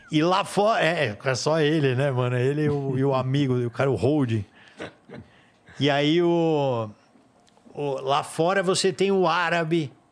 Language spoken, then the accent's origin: Portuguese; Brazil; eu entro falando inglês, só que eu, ah, eu falo que eu sou brasileiro, a galera entende, vai.